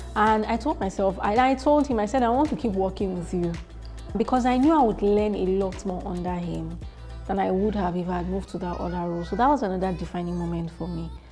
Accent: Warri, Delta, Nigeria; I was born in Warri, Delta State, and I spent the early part of my childhood there

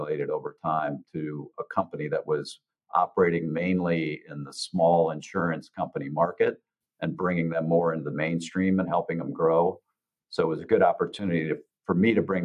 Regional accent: Iowa, United States; moved away as an adult; also born or lived in Dallas area; my hometown that I was living and working out of in Iowa

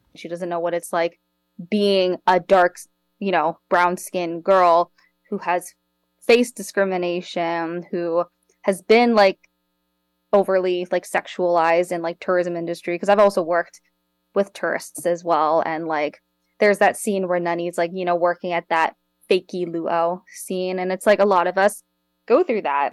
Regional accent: Hawaii, United States; Native Hawaiian

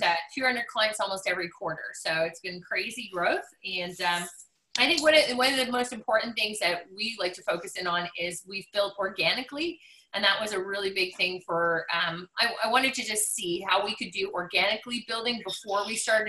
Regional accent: Montreal, Quebec, Canada; now in Ottawa, Canada; I'm born and raised in Montreal, Quebec.

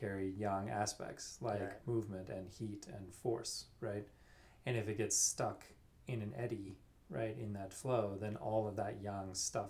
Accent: Louisiana, United States; where I grew up in Louisiana

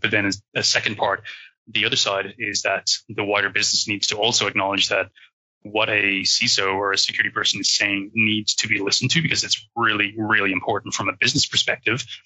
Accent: Ireland; accent: Irish; you might be able to hear that I'm Irish uh, with the accent.

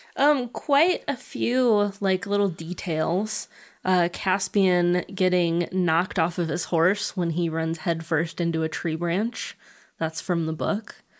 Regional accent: United States; being American

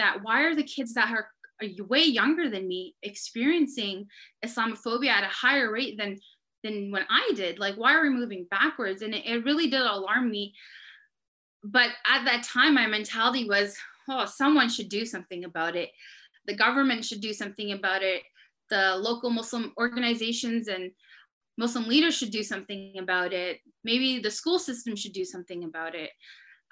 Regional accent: Surrey, British Columbia, Canada; I'm born and raised in Surrey, BC, and I've lived here all my life.

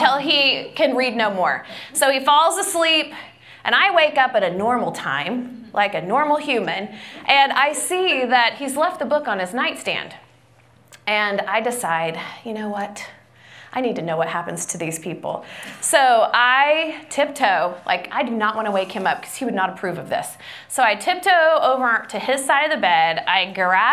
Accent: Grove, Oklahoma, United States; We grew up in Grove, Oklahoma together, in a tiny little town. So we went to the same elementary school where my mom was a teacher.

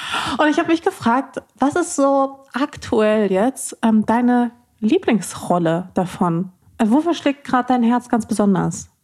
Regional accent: Ruhr area, North Rhine-Westphalia, Germany; Ich bin ja im Pott aufgewachsen

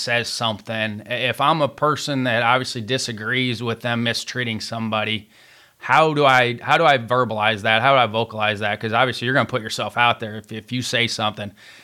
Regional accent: Southern Indiana, United States; I grew up in Southern Indiana

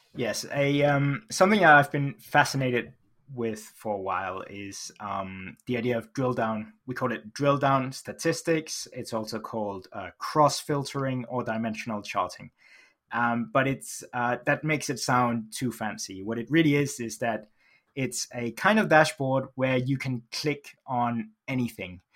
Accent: Denmark; now in United Kingdom; I live in the U K, uh, although I grew up in Denmark

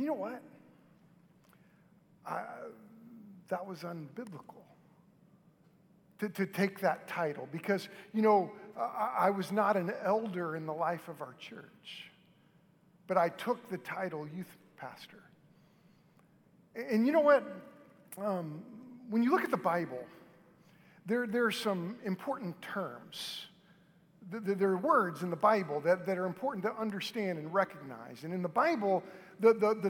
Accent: Moore, Oklahoma, United States; I grew up in Moore, and Moore is right between Norman and Oklahoma City.

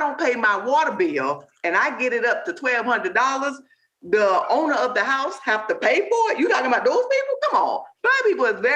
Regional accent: Miami, Florida, United States; I'm from Liberty City. You know, I was born and raised over in Kara City, the Matchboxes.

